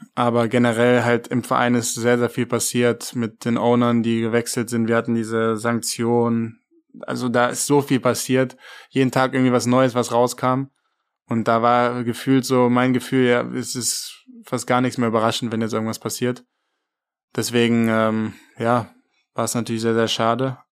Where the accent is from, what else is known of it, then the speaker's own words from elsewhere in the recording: Germany; moved away as an adult; als Deutscher